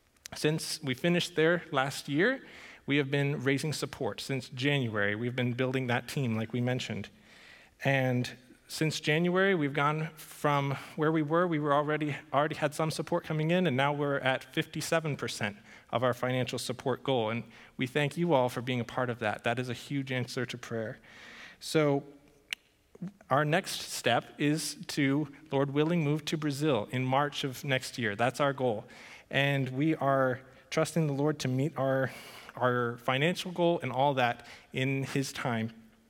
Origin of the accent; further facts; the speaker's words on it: Paraguay; And that surprises some people, since I grew up in Paraguay, and that's a story in and of itself.